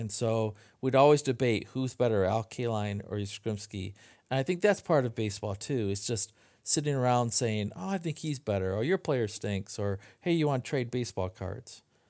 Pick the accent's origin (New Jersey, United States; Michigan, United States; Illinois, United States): Michigan, United States; Midland; I grew up in Midland, Michigan, which is about 2 hours north of Detroit